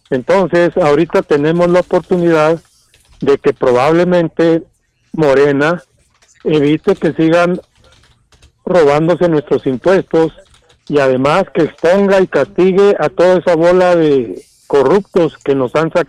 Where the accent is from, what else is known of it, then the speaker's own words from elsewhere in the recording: Torreón, Coahuila, Mexico; yo soy de Torreón.